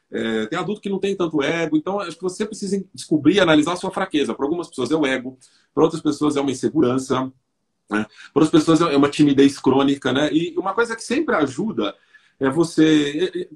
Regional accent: São Paulo, Brazil; eu nasci na periferia de São Paulo

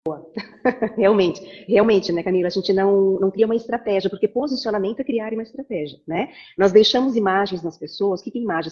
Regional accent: Jaraguá do Sul, Santa Catarina, Brazil; moved away as an adult; also born or lived in Barcelona, Spain; now in Blumenau, Brazil; sou de Aragua do Sul, mas vim aqui para a FURB fazer publicidade e propaganda

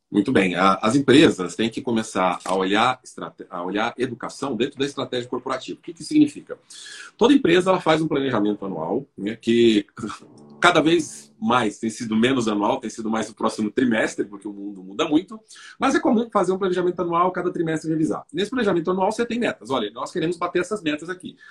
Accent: São Paulo, Brazil; eu nasci na periferia de São Paulo

